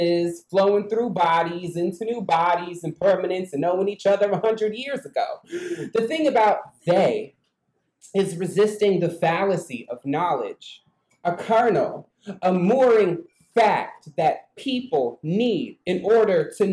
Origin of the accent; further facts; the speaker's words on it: United States; I'm from an Indian reservation.